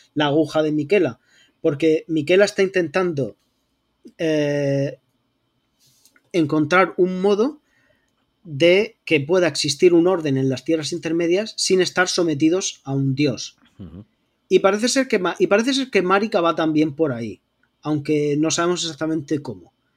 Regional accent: Region of Murcia, Spain; accent: Murcian; me dedico profesionalmente a disimular mi acento murciano

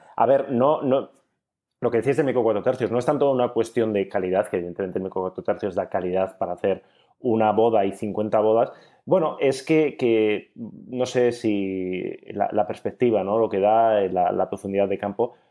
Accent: Bilbao, Basque Country, Spain; soy de Bilbao

